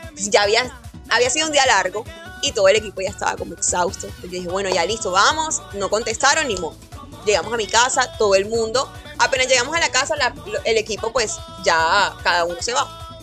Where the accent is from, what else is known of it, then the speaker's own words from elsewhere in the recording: Barranquilla, Atlántico, Colombia; como barranquillera